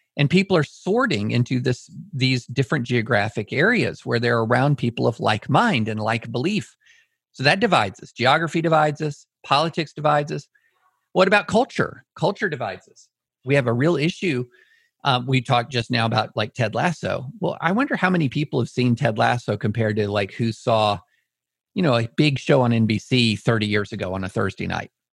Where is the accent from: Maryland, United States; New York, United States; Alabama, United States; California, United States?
Alabama, United States; Auburn; I was born in Auburn.